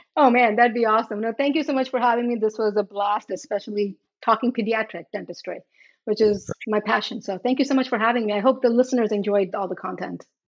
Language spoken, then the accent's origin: English; Charlotte Amalie, U.S. Virgin Islands; moved away; also born or lived in India; I grew up in the Virgin Islands.